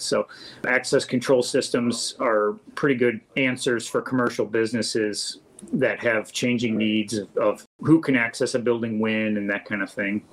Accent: St. Charles, Missouri, United States; I was born and raised in St. Charles went to school here

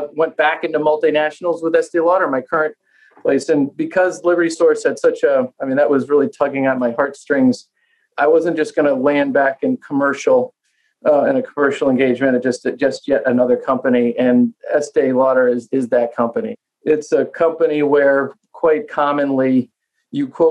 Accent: Connecticut, United States; moved away as an adult; also born or lived in Boston; I was born and raised in Connecticut

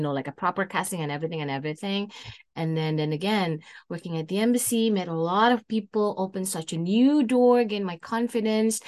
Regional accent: Indonesia; moved away as an adult; now in Canada; I born and raised in Indonesia and I moved to Canada, uh, on two thousand seven

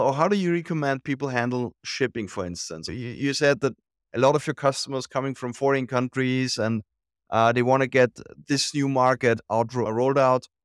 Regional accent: Austria; I'm from Austria

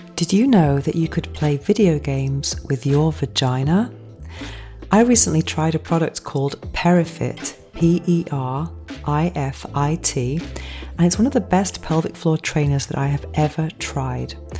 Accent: England, United Kingdom; accent: English; moved away as an adult; now in Spain; my English accent

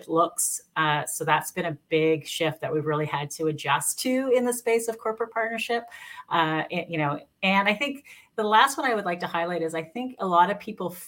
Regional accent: Canada; I'm Canadian. I'm based in Canada

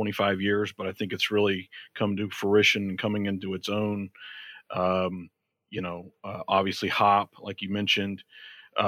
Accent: Georgia, United States; moved away; also born or lived in Florida / Michigan; I'm originally from Georgia.

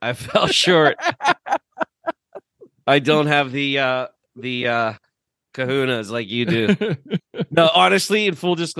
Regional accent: Pittsburgh, Pennsylvania, United States; accent: Pittsburgh; my Pittsburgh accent

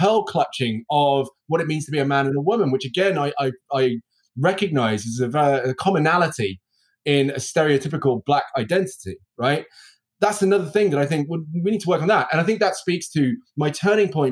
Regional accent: United Kingdom; also born or lived in Birmingham; Me being British and having the accent and the enunciation that I have

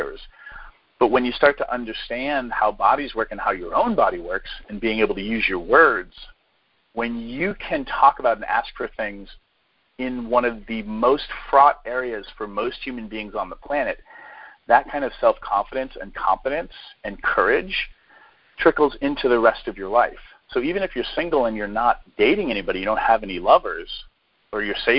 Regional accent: New Hampshire, United States; I grew up in New Hampshire, so, you know, that was part of my growing up

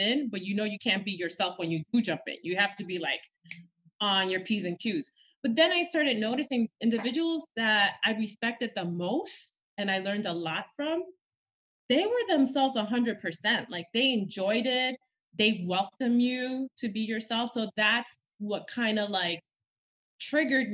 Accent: New York City, New York, United States; also born or lived in Villa Mella, Dominican Republic; I'm very much a Dominican York, which means you were born in the island, but raised in New York City from Washington Heights

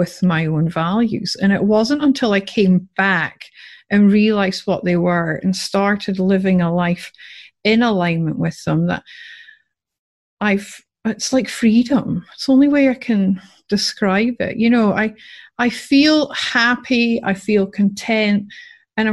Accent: Scotland, United Kingdom; now in Australia; I'm Scottish.

